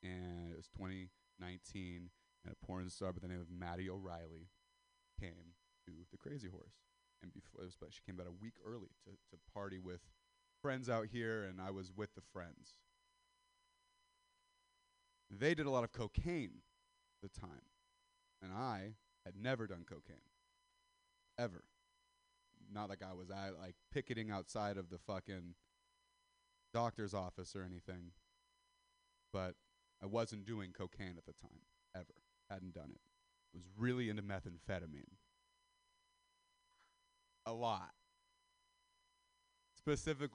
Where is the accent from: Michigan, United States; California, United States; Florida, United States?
California, United States; Castro Valley; I'm white, I'm from Sister Valley, California